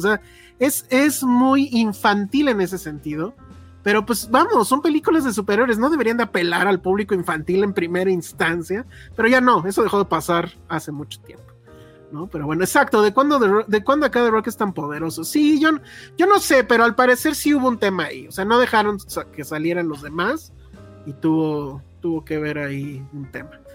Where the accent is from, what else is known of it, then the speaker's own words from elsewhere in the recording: Mexico; lo que en teoría somos los mexicanos